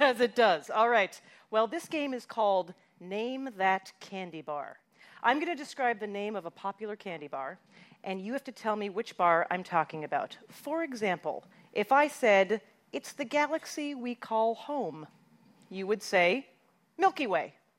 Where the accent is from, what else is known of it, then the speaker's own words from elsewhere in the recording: Canada; as a Canadian.